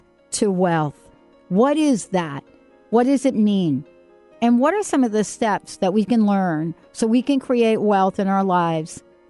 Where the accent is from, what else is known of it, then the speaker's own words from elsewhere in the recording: New York City, New York, United States; moved away; I never thought that I would actually live any other place from the Bronx.